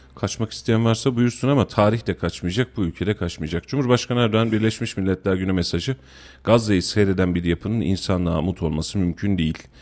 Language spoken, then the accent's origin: Turkish; Kayseri Province, Turkey; biz burada Kayseriliyiz